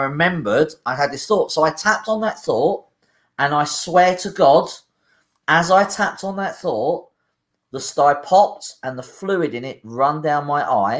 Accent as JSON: {"language": "English", "town": "Liverpool", "region": "North West England", "country": "United Kingdom", "said": "I'm from Liverpool."}